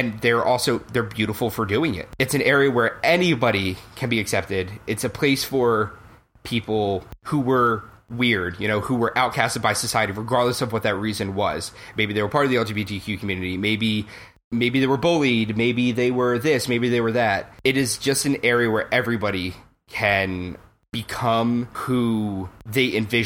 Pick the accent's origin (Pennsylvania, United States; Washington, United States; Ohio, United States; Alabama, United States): Pennsylvania, United States; Philadelphia; moved away as an adult; now in New York City, United States; I'm originally from Philadelphia